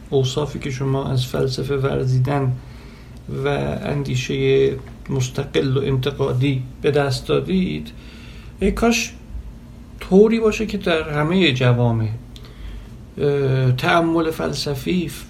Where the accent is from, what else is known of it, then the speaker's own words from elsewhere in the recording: Iran; born there; به علل خانوادگی به علل اینکه در ایران و در یک خانواده مثلا مذهبی متولد شدم